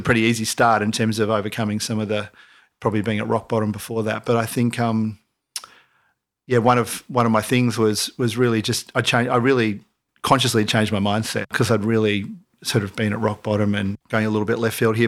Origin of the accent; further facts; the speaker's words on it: Mooloolaba, Queensland, Australia; now in Byron Bay, Australia; growing up in Marimba